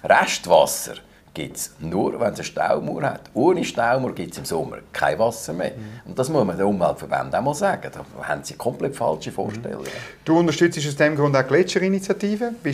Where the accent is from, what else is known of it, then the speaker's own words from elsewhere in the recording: Glarus, Switzerland; Ich komme aus dem Glarnerland, ich kenne die Gegenden